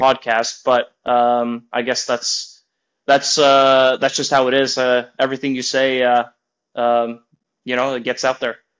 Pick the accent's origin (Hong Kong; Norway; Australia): Norway; moved away; also born or lived in Oklahoma / Florida; I'm more of a mountain guy growing up in Norway.